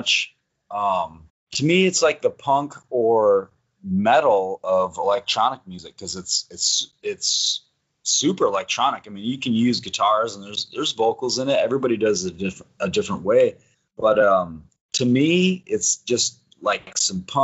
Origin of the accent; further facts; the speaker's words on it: Wisconsin, United States; moved away as an adult; also born or lived in New Mexico; I lived in New Mexico for a long time, but I moved back to Wisconsin, a little bit north of Madison